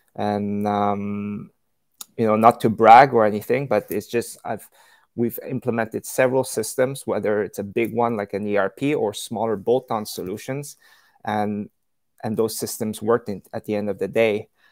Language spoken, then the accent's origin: English; Canada; moved away as an adult; also born or lived in China; I'm originally from from Canada. Um, that's where I grew up